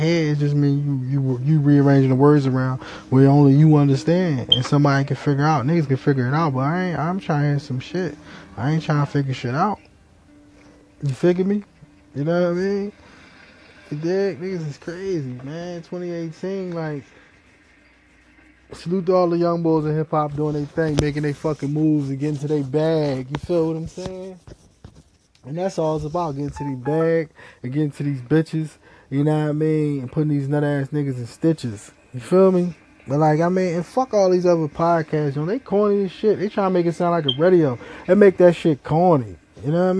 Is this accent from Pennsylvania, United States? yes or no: yes; Philadelphia, Pennsylvania, United States; I'm from Philly.